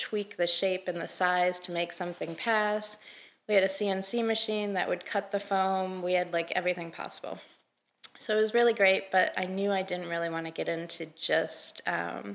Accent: Michigan, United States; moved away as an adult; also born or lived in New Jersey; I'm from Michigan

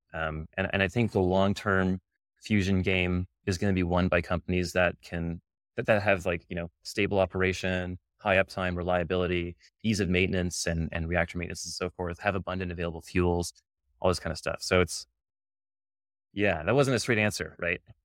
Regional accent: Canada; now in United States; I'm Canadian

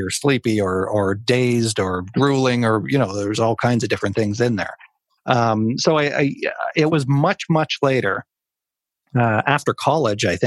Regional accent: Cape Breton, Nova Scotia, Canada; Cape Breton, my hometown now

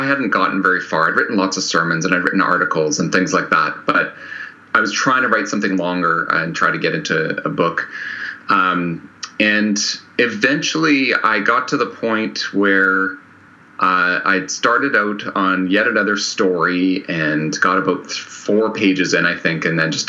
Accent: Canada; I'm Canadian

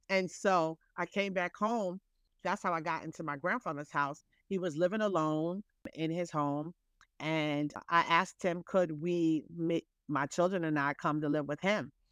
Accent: New York City, New York, United States; I'm a New Yorker

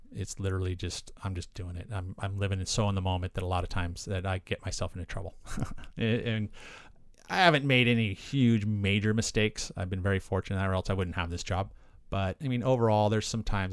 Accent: Aptos, California, United States; also born or lived in Santa Cruz, California; I grew up on the south side. I grew up in Aptos, La Selva Beach area

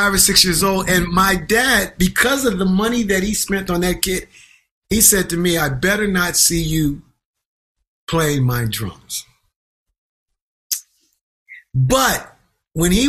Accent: Twin Oaks, Pennsylvania, United States; also born or lived in Boston; now in New York City, United States; I grew up in Pennsylvania.

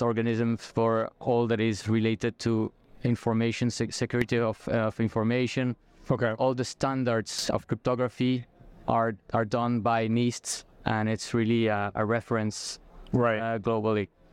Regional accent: France; moved away as an adult; now in Brazil; I'm I'm French Brazilian. Okay, so I have both uh, nationalities. I, I did all my scholarships in in France.

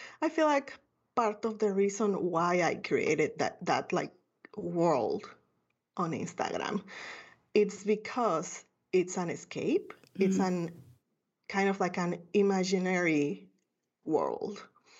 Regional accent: Guatemala City, Guatemala Department, Guatemala; I grew up in Guatemala City, a third world country.

